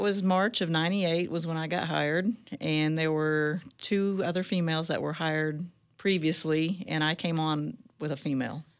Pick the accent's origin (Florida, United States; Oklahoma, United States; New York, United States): Oklahoma, United States; Choctaw; now in Tulsa, United States; I grew up in Choctaw, Oklahoma, which is east of Oklahoma City